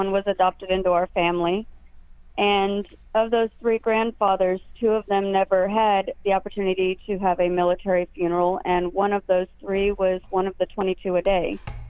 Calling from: San Antonio, Texas, United States; I'm calling from San Antonio.

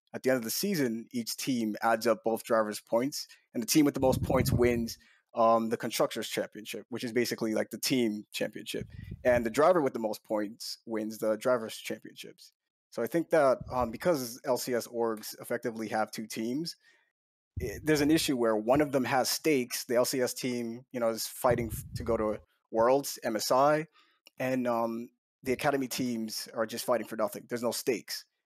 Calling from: Newark, New Jersey, United States; I'm calling from Newark, New Jersey, home of the Jersey Devils and Dignitas

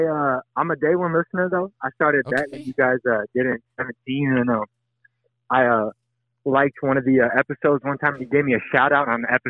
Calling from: Sandusky, Ohio, United States; I'm calling from Sandusky, Ohio.

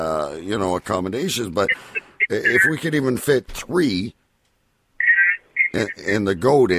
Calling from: California, United States; Yes, I am calling from California.

